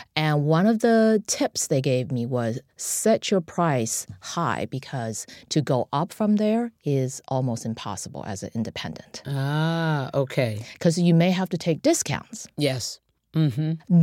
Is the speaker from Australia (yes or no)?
no; China; moved away as an adult; now in United States; I'm an immigrant from China, and um, I was a student in Tiananmen Square in 1989